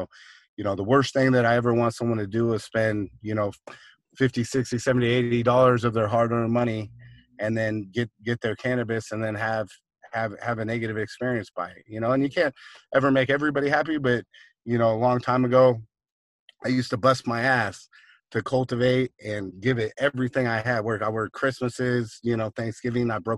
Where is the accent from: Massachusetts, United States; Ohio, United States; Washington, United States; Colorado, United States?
Washington, United States; Seattle; I grew up in Seattle, up in Washington